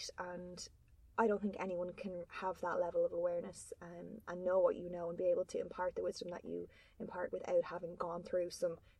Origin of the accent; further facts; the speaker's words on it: Ireland; being Irish